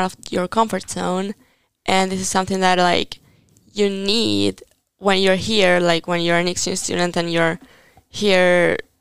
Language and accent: English; Italy